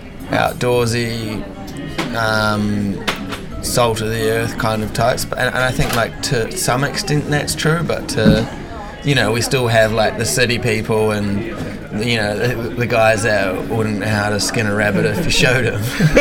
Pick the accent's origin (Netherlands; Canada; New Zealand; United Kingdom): New Zealand; Wanaka, Otago; Oh, it was an amazing childhood. My parents are big like mountain people, like adventure people, so.